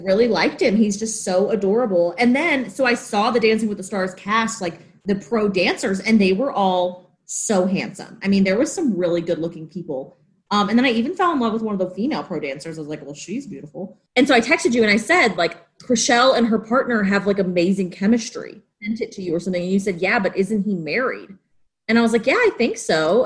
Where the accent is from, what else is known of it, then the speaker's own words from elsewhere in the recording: the South, United States; moved away; I'm from the South